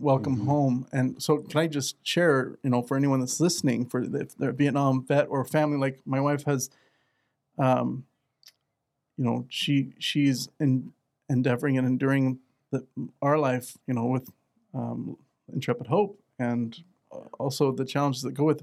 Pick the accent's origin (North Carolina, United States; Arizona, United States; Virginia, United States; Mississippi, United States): Arizona, United States; I'm from Arizona